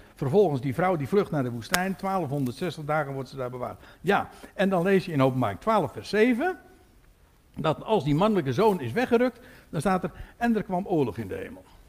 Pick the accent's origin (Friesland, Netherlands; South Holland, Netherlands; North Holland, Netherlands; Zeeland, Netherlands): South Holland, Netherlands; Katwijk; ik kom uit Katwijk